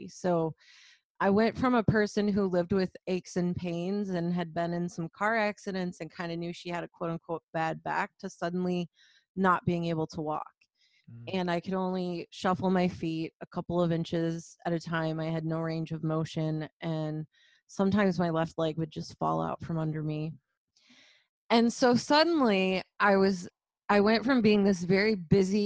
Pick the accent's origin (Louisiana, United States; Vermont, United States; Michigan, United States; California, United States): Michigan, United States; Flint; I grew up very humbly. I grew up in Flint, Michigan, and super blue collar background